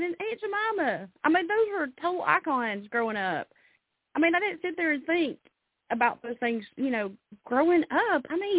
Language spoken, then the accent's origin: English; Alabama, United States; now in Tennessee, United States; I really feel lucky that I was born in Alabama and I live in Tennessee.